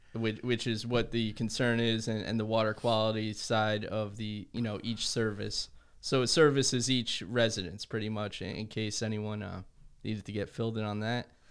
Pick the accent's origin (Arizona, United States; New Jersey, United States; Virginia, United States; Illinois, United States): New Jersey, United States; moved away; I grew up in New Jersey